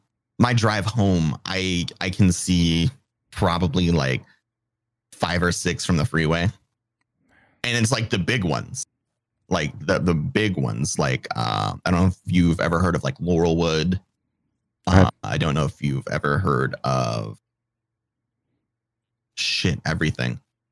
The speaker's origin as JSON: {"language": "English", "country": "United Kingdom", "said": "So I'm British."}